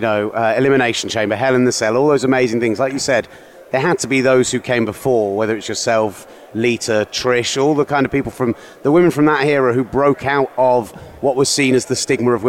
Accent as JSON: {"language": "English", "country": "United Kingdom", "said": "we are British"}